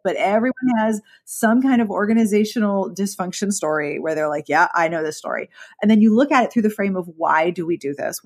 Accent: Pittsburgh, Pennsylvania, United States; I was actually from Pittsburgh, which has its own regional accent

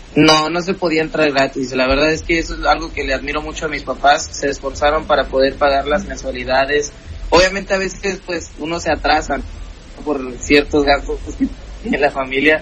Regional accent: Coatzacoalcos, Veracruz, Mexico; nosotros vivíamos en Coatzacoalcos

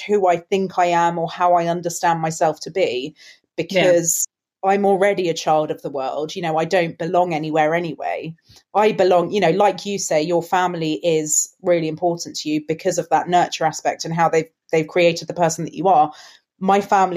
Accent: London, United Kingdom; accent: English; also born or lived in Spain; here in London, you know, I've got an English accent. Yes, for the most part, I did my schooling and my university here

